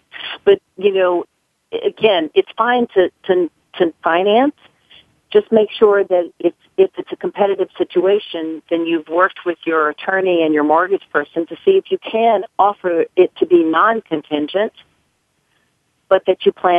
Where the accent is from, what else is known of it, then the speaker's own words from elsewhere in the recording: the South, United States; I was raised in the South, and, you know, I was raised to never talk about money.